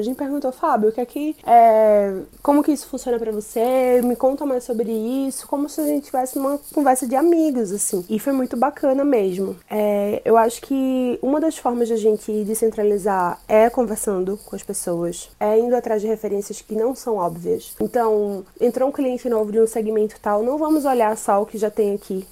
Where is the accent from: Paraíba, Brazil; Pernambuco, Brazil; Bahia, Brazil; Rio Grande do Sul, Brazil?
Pernambuco, Brazil; Paulista; now in São Paulo, Brazil; Janga, que é o lugar onde eu cresci